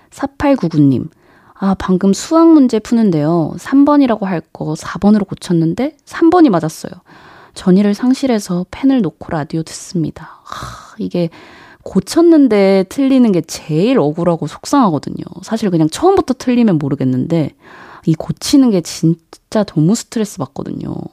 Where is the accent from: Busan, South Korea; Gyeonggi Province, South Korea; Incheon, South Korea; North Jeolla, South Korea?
North Jeolla, South Korea; Jeonju; now in Seoul, South Korea; 제가 원래는 음, 사투리를 썼죠. 뭐 전주는 워낙 사투리가 억양이 센 지역은 아니긴 한데 그래도 억양 면에서 굉장히 좀 심했었거든요. 근데 이게 확실히 서울에서 이제 생활을 오래 하다 보니까 좀 자연스럽게 좀 줄어들게 되더라고요.